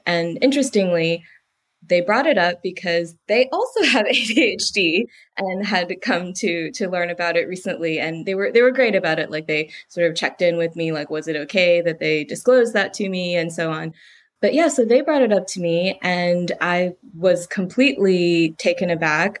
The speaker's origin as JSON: {"language": "English", "country": "United States", "moved": "as an adult", "lives_now": "United Kingdom", "said": "I'm American"}